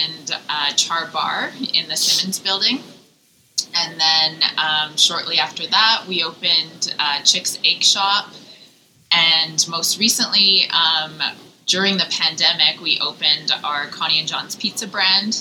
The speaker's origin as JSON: {"language": "English", "town": "Calgary", "region": "Alberta", "country": "Canada", "tie": "born or raised there", "also_born_or_lived": "San Francisco / Germany", "said": "I grew up here in Calgary"}